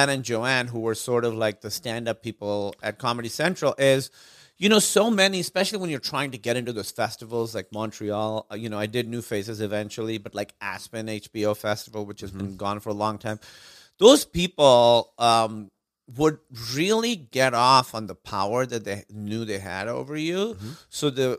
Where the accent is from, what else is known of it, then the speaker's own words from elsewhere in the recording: Karachi, Sindh, Pakistan; moved away; also born or lived in Los Angeles; I grew up in Karachi, Pakistan.